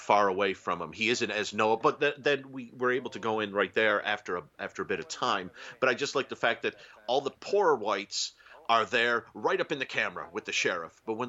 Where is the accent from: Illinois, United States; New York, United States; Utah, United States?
New York, United States; Western New York State, United States; I grew up in Western New York State